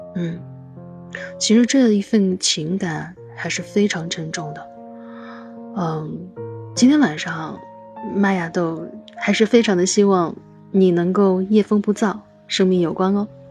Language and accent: Chinese; China; 我们中国人